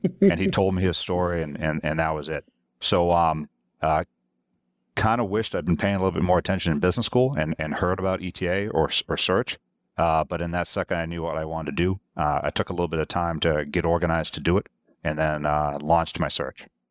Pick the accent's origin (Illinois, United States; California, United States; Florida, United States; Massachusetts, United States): Massachusetts, United States; moved away as an adult; also born or lived in Europe; I was born and raised in Massachusetts